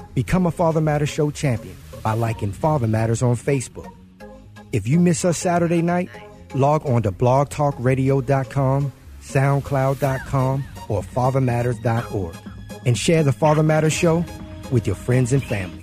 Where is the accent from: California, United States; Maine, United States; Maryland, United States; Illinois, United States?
Maryland, United States; Baltimore; moved away; I'm from Baltimore.